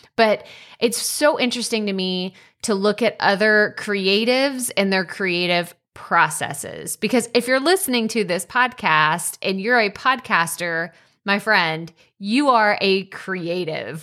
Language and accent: English; Athens, Texas, United States; moved away; I'm from Athens originally